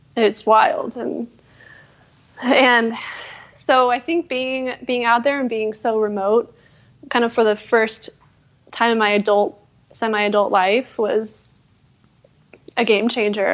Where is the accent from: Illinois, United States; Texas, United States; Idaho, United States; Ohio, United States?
Idaho, United States; Wood River Valley; also born or lived in Durango, Colorado / Alaska; now in Montana, United States; I did some time in Alaska then, and then grew up mostly in Idaho. So kind of, you know, the Wood River Valley area